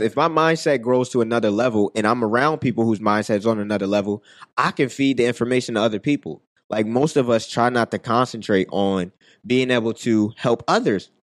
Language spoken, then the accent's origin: English; Philadelphia, Pennsylvania, United States; growing up in West Philly